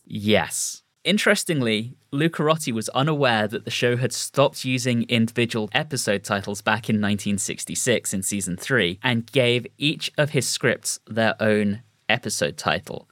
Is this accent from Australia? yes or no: no; United Kingdom; As a British person